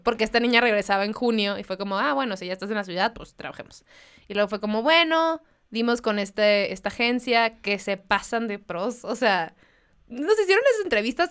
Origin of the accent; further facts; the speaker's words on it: Mexicali, Baja California, Mexico; moved away; yo soy de Mexicali, entonces me fui